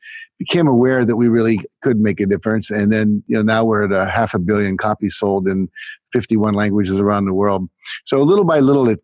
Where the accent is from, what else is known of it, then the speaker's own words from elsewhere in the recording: United States; I was just a typical teenager growing up in America